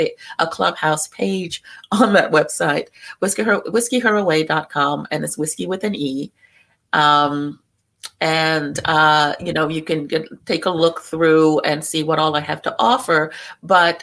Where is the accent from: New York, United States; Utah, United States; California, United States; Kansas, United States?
New York, United States; New York City; I was born in New York, I was born in Brooklyn